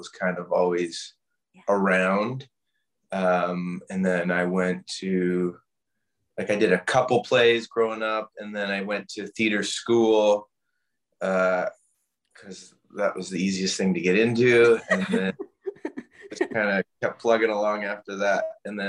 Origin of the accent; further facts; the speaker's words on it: Canada; I grew up in Canada